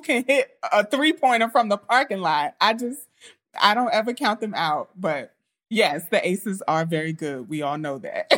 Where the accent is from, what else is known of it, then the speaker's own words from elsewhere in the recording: New York, United States; I'm from New York